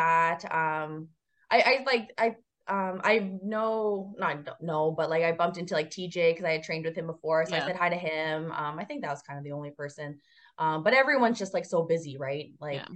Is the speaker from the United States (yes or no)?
no; Canada; I am a Canadian citizen